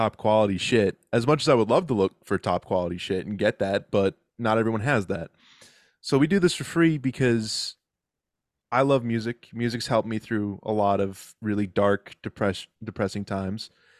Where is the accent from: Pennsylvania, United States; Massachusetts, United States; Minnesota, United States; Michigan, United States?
Massachusetts, United States; I'm from Massachusetts, so it's Dunkin' Donuts.